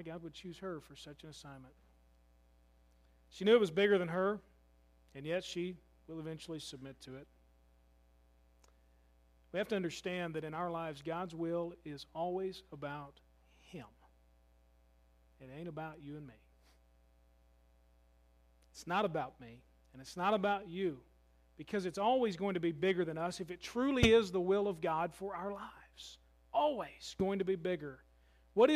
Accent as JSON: {"language": "English", "town": "Louisville", "region": "Kentucky", "country": "United States", "moved": "yes", "lives_now": "Calloway County, United States", "said": "I'm from Louisville"}